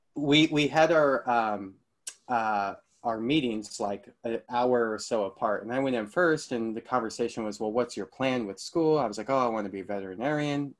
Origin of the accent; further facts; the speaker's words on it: Marin, California, United States; Growing up in Marin